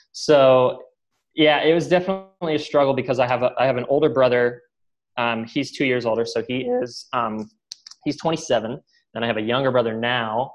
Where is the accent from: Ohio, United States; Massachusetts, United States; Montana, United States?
Ohio, United States; Columbus; moved away; also born or lived in Phoenix; I was born and raised in Columbus, Ohio, and had a great childhood